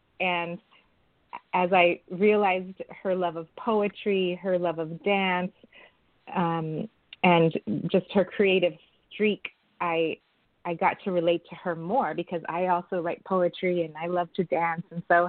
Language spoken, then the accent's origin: English; San Francisco, California, United States; I was born and raised in San Francisco